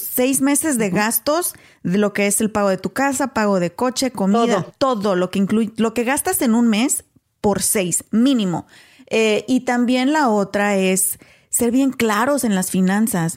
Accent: Mexico; moved away; soy mexicana

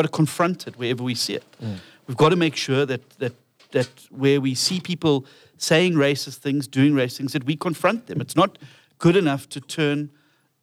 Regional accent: Durban, KwaZulu-Natal, South Africa; I'm from Durban

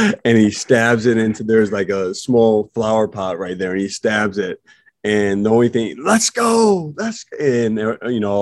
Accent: Illinois, United States; where I'm from, Illinois

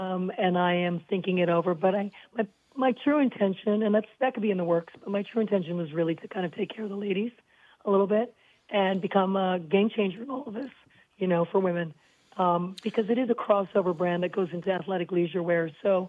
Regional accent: Canada; I don't apologize too often, although I am Canadian. Every other word is sorry.

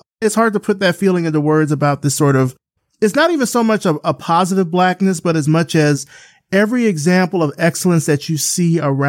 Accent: Selma, Alabama, United States; moved away as an adult; now in Atlanta, United States; I came to Atlanta in 99. So like right after that, but I'm from Alabama. I'm from Selma. So I'm not that far from Atlanta. I'm like roughly about 3 hours.

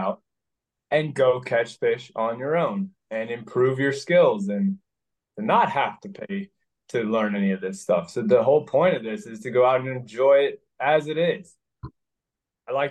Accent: near Minneapolis, Minnesota, United States; also born or lived in Idaho; now in Pennsylvania, United States; I grew up in Minnesota, near Minneapolis in a small town

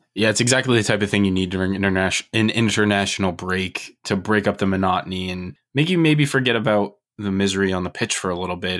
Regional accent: United States; as American fans

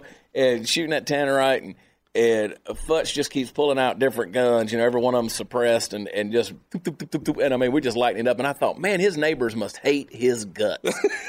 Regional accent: Georgia, United States; moved away; Had she been elected governor of Georgia, which is my home state, where I grew up, my family's still there. That's why I was coming back, because I felt it important. That's still home to me in a big way.

